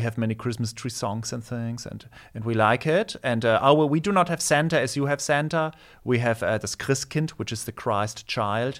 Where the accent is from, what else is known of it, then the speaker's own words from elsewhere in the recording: Nuremberg, Bavaria, Germany; first language German; English is a second language; moved away; also born or lived in Erlangen; I grew up in Cher, in Nuremberg